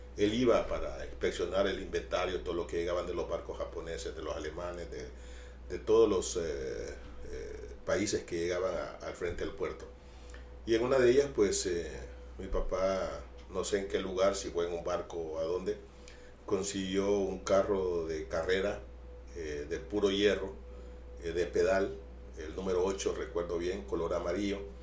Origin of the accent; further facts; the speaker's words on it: Amapala, Valle, Honduras; mi infancia en Amapala